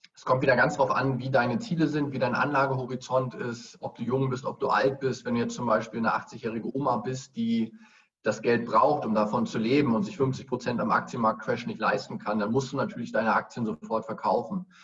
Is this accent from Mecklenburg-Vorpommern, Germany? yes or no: yes; Greifswald, Mecklenburg-Vorpommern, Germany; in Greifswald, meiner Heimatstadt